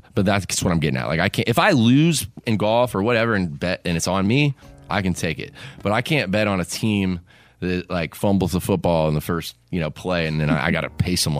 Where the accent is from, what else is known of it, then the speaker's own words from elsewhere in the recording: Kingston Springs, Tennessee, United States; I'm getting ready to help my hometown here in Kingston Springs build a new splash pad for all the kids of Kingston Springs, Tennessee, and the surrounding areas.